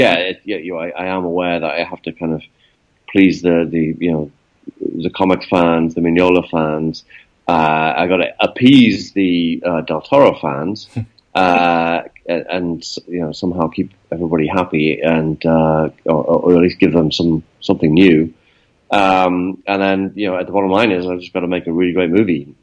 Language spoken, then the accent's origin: English; Newcastle upon Tyne, North East England, United Kingdom; growing up in Newcastle, as a kid, Newcastle is not like the centre of the film industry in the UK